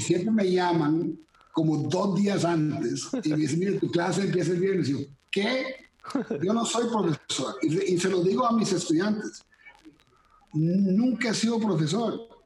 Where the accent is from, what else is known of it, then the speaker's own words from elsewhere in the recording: Costa Rica; moved away as an adult; also born or lived in Miami / Kyoto / Manila / Kuala Lumpur; aunque soy tico, con esta apariencia gringo